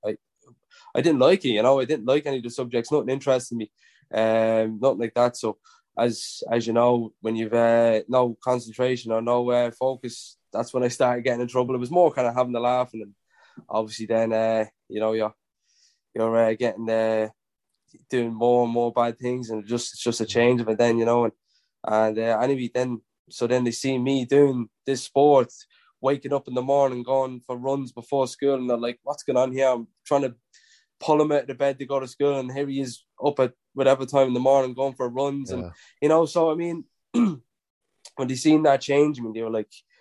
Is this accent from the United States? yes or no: no; Drogheda, Leinster, Ireland; it was in my hometown, Drogheda, and had all my friends and family